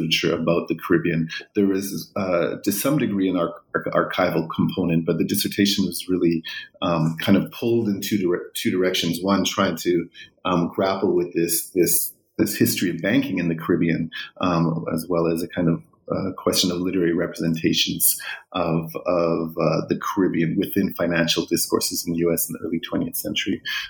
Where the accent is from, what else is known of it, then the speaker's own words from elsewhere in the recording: Vancouver, British Columbia, Canada; Before that, I was raised in Vancouver, went to Simon Fraser University there